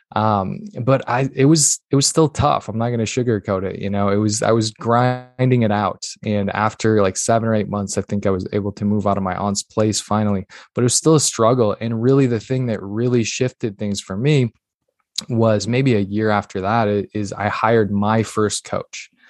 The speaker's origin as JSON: {"language": "English", "region": "northern Minnesota", "country": "United States", "tie": "born or raised there", "said": "I'm originally born and raised in Minnesota, northern Minnesota, tiny little town, like literally three hundred people"}